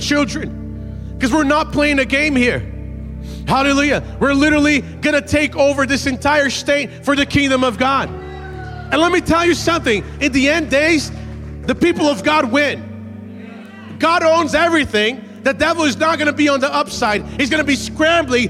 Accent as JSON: {"language": "English", "region": "Massachusetts", "country": "United States", "tie": "born or raised there", "also_born_or_lived": "Brazil", "said": "I grew up in Massachusetts. We don't wear cowboy boots"}